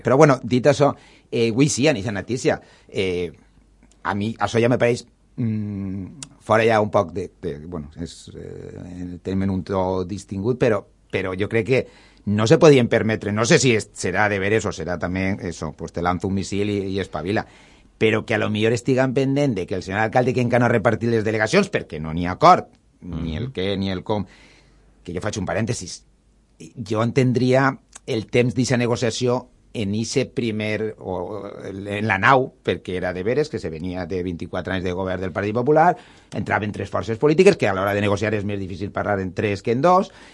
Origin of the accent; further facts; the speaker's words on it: Valencia, Valencian Community, Spain; soc nascut en València